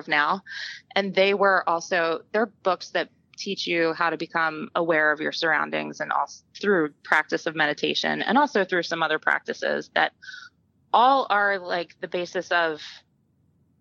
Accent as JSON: {"language": "English", "town": "Philadelphia", "region": "Pennsylvania", "country": "United States", "tie": "born or raised there", "said": "I'm from the Philadelphia area, and we lived near a creek called Cobbs Creek"}